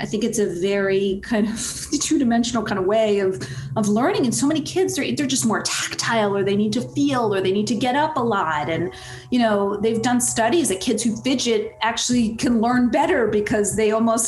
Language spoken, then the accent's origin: English; East Coast, United States; I'm from the East Coast